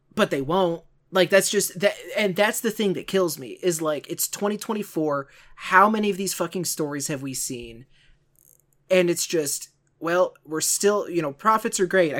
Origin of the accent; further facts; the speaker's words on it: St. Louis, Missouri, United States; Can you tell I'm from the St. Louis area?